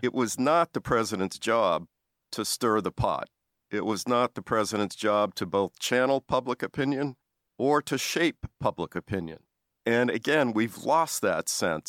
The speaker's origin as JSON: {"language": "English", "region": "Massachusetts", "country": "United States", "tie": "born or raised there", "said": "I grew up in Massachusetts"}